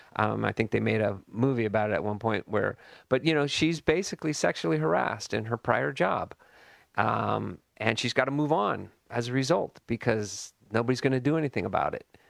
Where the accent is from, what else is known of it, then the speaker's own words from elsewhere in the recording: Burlingame, California, United States; I grew up in Burlingame, California, and it was a total bubble